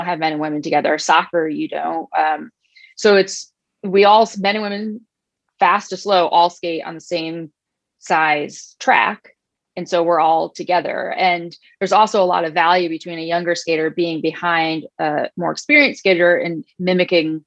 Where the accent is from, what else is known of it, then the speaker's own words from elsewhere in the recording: Saratoga Springs, New York, United States; When I was 15, I was still living in my hometown, Saratoga